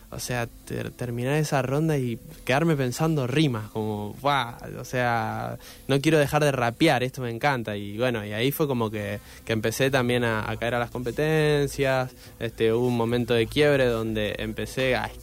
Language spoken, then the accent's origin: Spanish; Rosario, Santa Fe, Argentina; se puede hacer eh, algo con esto de, la música siendo rosarino, este, como no, hace falta caer en, solo en Buenos Aires